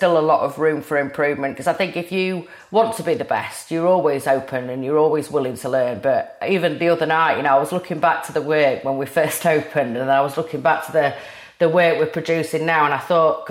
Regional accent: Rotherham, Yorkshire and the Humber, United Kingdom; moved back to my hometown of Rotherham

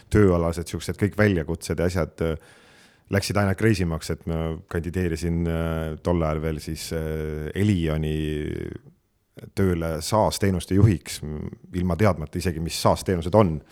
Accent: Harju County, Estonia; ma olen tõesti, võiks öelda, elupõline harjumaalane ja, ja, ja juurte järgi tegelikult üldse mulk.

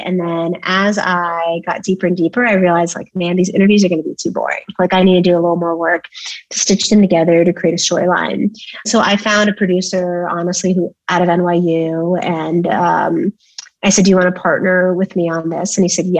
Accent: Bay Area, California, United States; moved away as an adult; also born or lived in Cambridge; I grew up in the Bay Area

